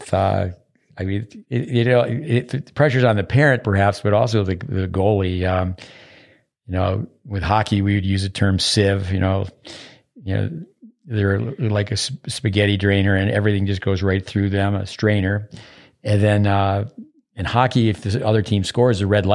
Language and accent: English; United States; I'm an American, but I grew up 85 miles south of Montreal.